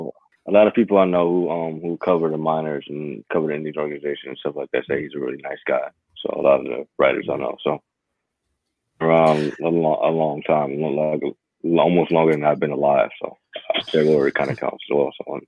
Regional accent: Cleveland, Ohio, United States; also born or lived in Youngstown, Ohio; Growing up in Cleveland

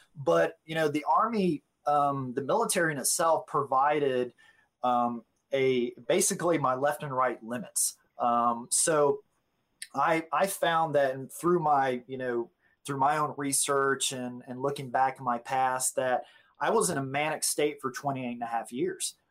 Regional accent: Gulf Breeze, Florida, United States; moved away as an adult; also born or lived in South Dakota; now in Tennessee, United States; we moved back to uh, to Florida, Gulf Breeze, Florida. It was my hometown

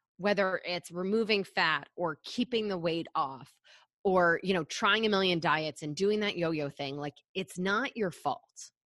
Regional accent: Michigan, United States; I grew up in Michigan

